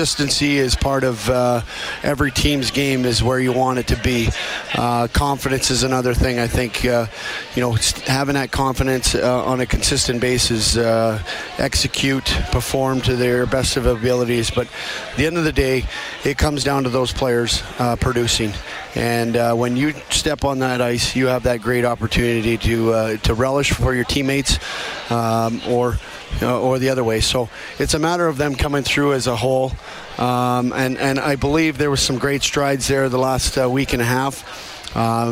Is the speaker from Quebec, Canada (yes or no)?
no; Edmonton, Alberta, Canada; I'm from Edmonton. This is where we call home